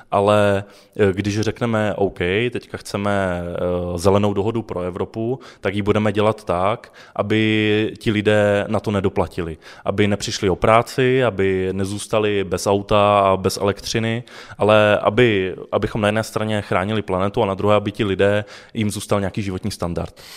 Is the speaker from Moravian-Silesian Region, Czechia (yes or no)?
yes; Ostrava, Moravian-Silesian Region, Czechia; já pocházím z Ostravy a studoval jsem střední průmyslovou školu